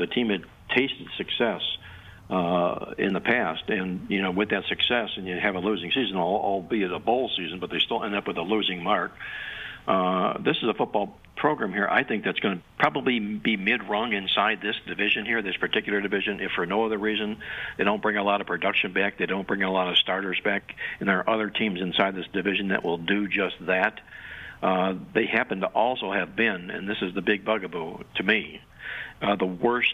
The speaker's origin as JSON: {"language": "English", "town": "Cleveland", "region": "Ohio", "country": "United States", "said": "I'm from Cleveland, Ohio"}